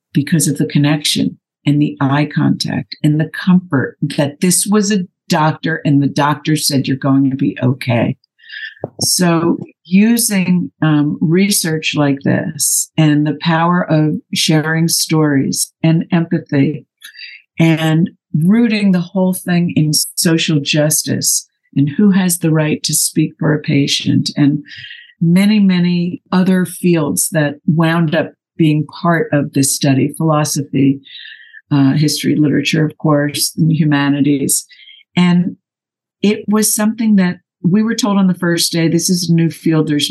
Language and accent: English; New Jersey, United States; also born or lived in New York City; now in Los Angeles, United States; I grew up in New Jersey and spent a lot of time in the city